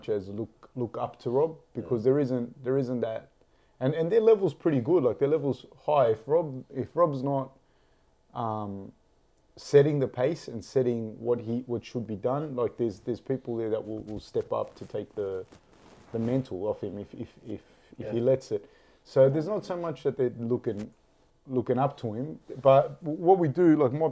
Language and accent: English; Sydney, New South Wales, Australia; I'm from Sydney